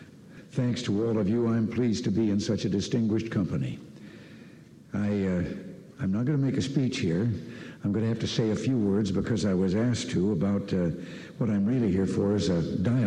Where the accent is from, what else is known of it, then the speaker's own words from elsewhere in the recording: Dixon, Illinois, United States; going to high school 90 miles west of Chicago in Dixon, Illinois, my hometown.